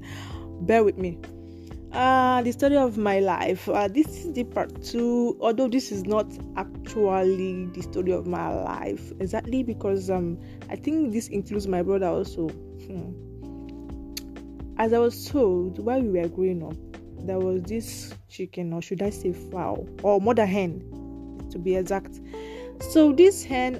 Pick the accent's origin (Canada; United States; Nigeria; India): Nigeria; we are from Africa. I'm from Nigeria